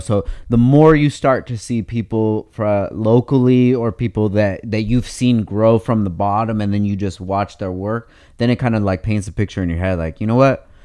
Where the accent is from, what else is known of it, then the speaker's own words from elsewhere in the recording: Oxnard, California, United States; I'm super critical of Oxnard, but because I've, I'm, I grew up there